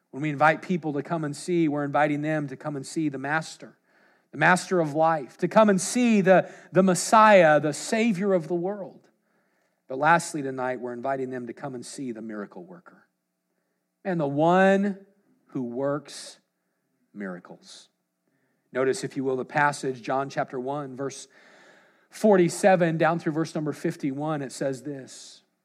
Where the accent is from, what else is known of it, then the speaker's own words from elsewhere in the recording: Washington, United States; We're from the opposite side, Washington State